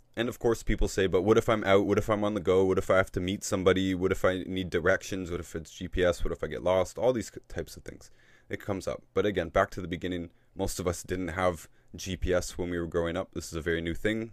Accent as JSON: {"language": "English", "country": "Canada", "said": "I'm from Canada"}